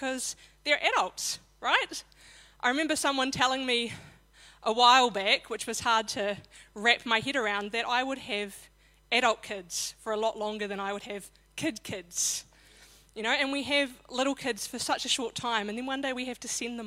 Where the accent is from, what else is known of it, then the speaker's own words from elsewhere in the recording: Christchurch, Canterbury, New Zealand; I was born in Christchurch to Norma and Ted Moore